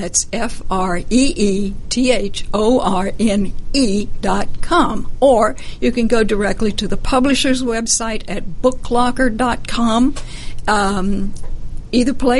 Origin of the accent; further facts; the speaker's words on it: Louisiana, United States; moved away; I grew up in Louisiana in the part of the state that is covered with Spanish moss.